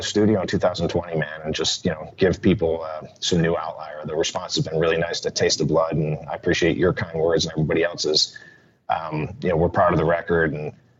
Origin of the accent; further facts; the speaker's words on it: Utica, New York, United States; now in North Carolina, United States; my hometown, Utica, New York